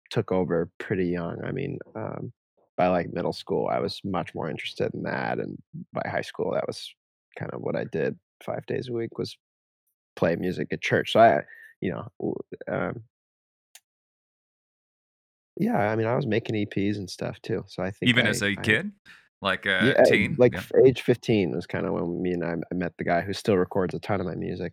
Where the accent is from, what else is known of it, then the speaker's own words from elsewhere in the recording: Jacksonville, Florida, United States; moved away as an adult; also born or lived in New York City; now in Seattle, United States; I moved to Florida when I was 5. So I'm from New York, though I try to distance myself from being a New York City boy of any kind, but I grew up by the beach in Florida